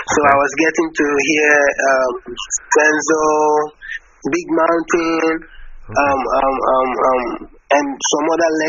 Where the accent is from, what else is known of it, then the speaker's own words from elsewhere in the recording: Ghana; So I'm from Ghana.